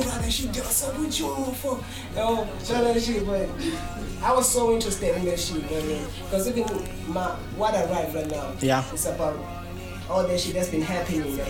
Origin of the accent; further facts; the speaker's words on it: Newcastle, KwaZulu-Natal, South Africa; I'm from Newcastle